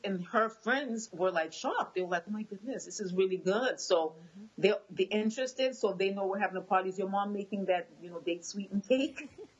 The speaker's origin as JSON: {"language": "English", "town": "Boston", "region": "Massachusetts", "country": "United States", "tie": "born or raised there", "first_language": "Haitian Creole", "second_language": "English", "said": "No, I was born and raised in Boston. Okay. My husband was born in Haiti. Okay. I'm just bilingual because my parents had just come, and so they spoke Creole, so then I spoke Haitian Creole first. And then I learned English"}